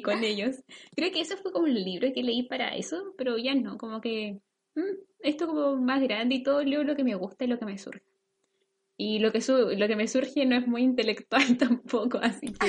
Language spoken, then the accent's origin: Spanish; Concepción, Biobío, Chile; nosotros estudiábamos en el centro como de Concepción, nuestro colegio está en el centro